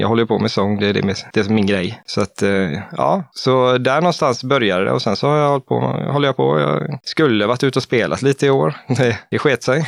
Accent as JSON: {"language": "Swedish", "town": "Stockaryd", "region": "Jönköping County", "country": "Sweden", "tie": "born or raised there", "lives_now": "Eksjö, Sweden", "said": "vi vill trygga uppväxten för, för våra barn, så vi flyttar till Småland"}